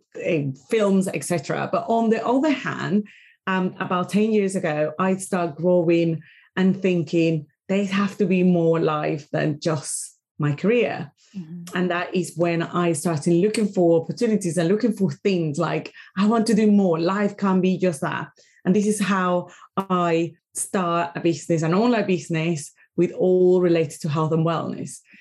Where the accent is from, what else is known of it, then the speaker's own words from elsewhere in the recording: Caracas, Capital District, Venezuela; English is a second language; moved away as an adult; now in United Kingdom; I am from Venezuela, I am from Caracas